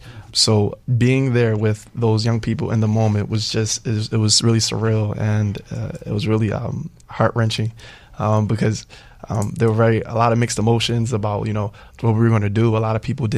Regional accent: Philadelphia, Pennsylvania, United States; I'm from Philadelphia, Pennsylvania. I was born and raised there.

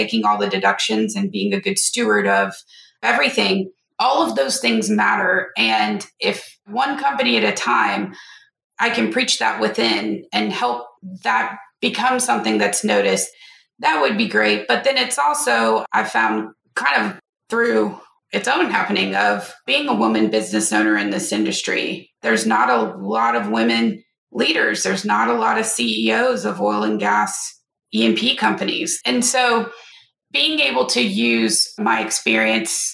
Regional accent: North Louisiana, United States; I'm from Louisiana

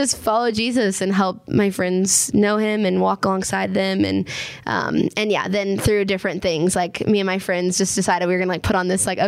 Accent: Minnesota, United States; now in Waco, United States; growing up in Minnesota

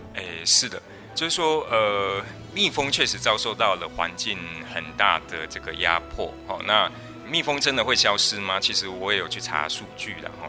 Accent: Taiwan; 包含我们台湾这边，其实蜂农也都在反映

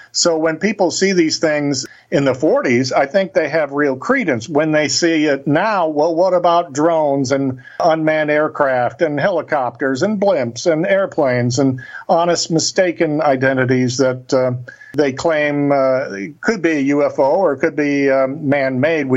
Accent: Cape Girardeau, Missouri, United States; That's where Cape Girardeau is, my hometown, on the banks of the Mississippi River

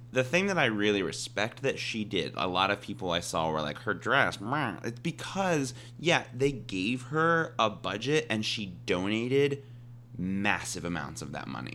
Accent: Midwest, United States; I'm from the Midwest

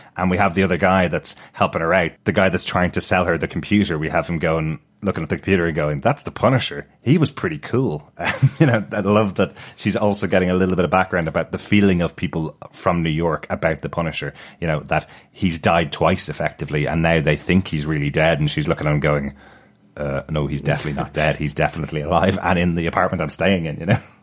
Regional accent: Ireland; as an Irish person

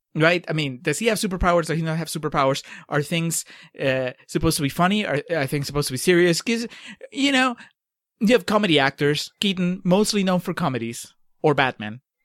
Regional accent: Peru; moved away; I grew up in Peru

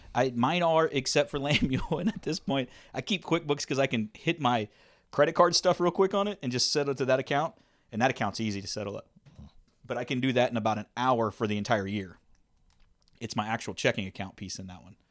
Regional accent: Texas, United States; we're from Texas

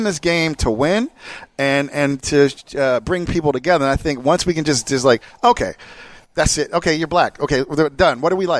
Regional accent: Jersey Shore, New Jersey, United States; now in California, United States; I grew up at the Jersey Shore, and not the fucked up one you've seen on MTV.

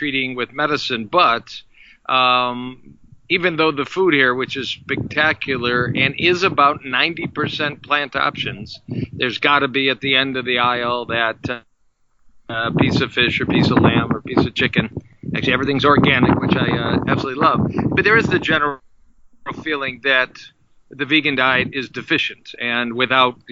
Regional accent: Detroit, Michigan, United States; I hail from Detroit, Michigan

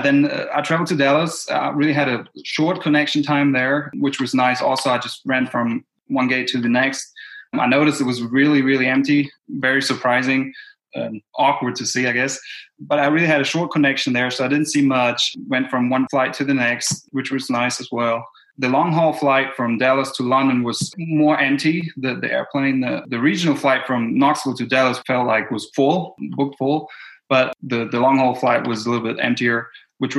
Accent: Germany; moved away as an adult; now in Tennessee, United States; Originally, I'm from Germany and I moved here to Tennessee due to school.

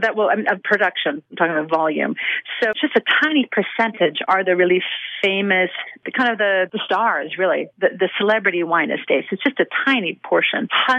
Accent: Washington, United States; moved away as an adult; also born or lived in Los Angeles / Bordeaux; So I grew up in Washington State. So I grew up appreciating wine. And then I lived in Los Angeles for over a decade.

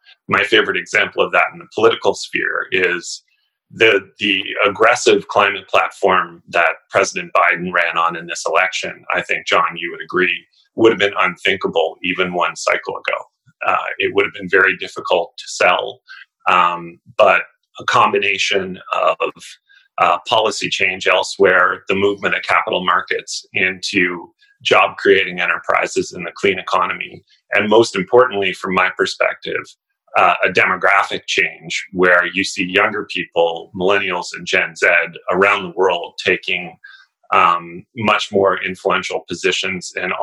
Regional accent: Canada; as a Canadian, and I should say that I'm speaking as a Canadian citizen

